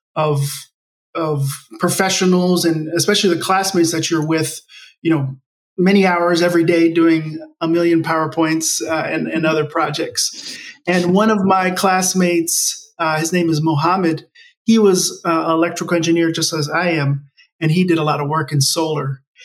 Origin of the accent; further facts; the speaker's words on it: Maryland, United States; first language English; also born or lived in Bogota, Colombia; We moved to the United States, and that's actually where I grew up in Maryland, which is near Washington D.C. on the East Coast.